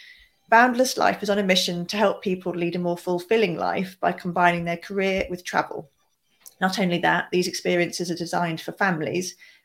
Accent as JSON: {"language": "English", "country": "United Kingdom", "tie": "born or raised there", "said": "when I was growing up in the traditional school environment here in the UK."}